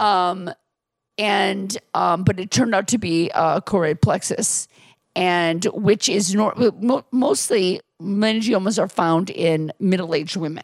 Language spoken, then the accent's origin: English; Milwaukee, Wisconsin, United States; I grew up in Milwaukee